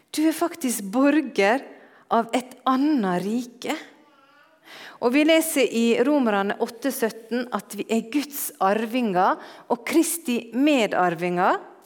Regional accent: Norway; moved away

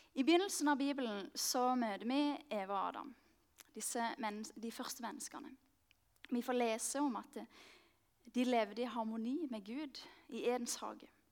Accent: Mandal, Agder, Norway; moved away as an adult; also born or lived in Marnardal; now in Oslo, Norway; kommer jeg like liksom så mye fra Mandal. Det er der jeg har vokst opp.

